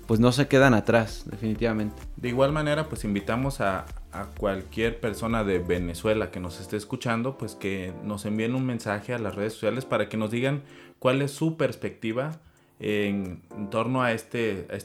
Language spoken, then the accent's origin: Spanish; Mexico; como mexicanos